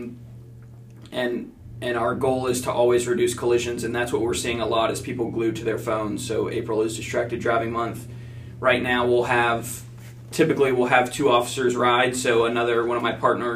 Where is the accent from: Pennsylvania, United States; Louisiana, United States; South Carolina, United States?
South Carolina, United States; Mount Pleasant; I was born and raised in Mount Pleasant, so it was something I always wanted to do, was serve the community. I grew up here, love this town